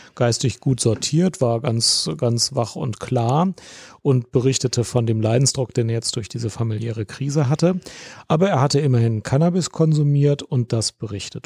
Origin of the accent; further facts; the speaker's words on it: Germany; ich Deutsch bin